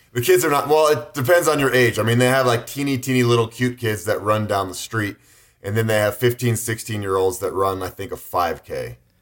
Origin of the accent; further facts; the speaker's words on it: Boulder, Colorado, United States; growing up in Boulder, Colorado, a very run-friendly town